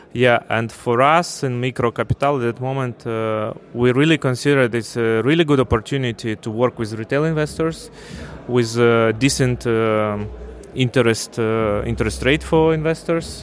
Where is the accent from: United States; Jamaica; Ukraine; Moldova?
Ukraine; moved away as an adult; also born or lived in Russia / Moscow; I'm from Ukraine originally.